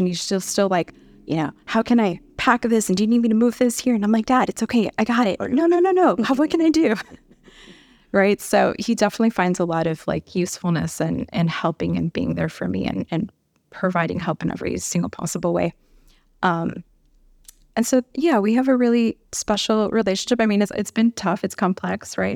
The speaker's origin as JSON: {"language": "English", "town": "Chicago", "region": "Illinois", "country": "United States", "also_born_or_lived": "Milwaukee, Wisconsin / Tucson, Arizona", "moved": "as an adult", "lives_now": "Albuquerque, United States", "said": "I'm originally from Chicago"}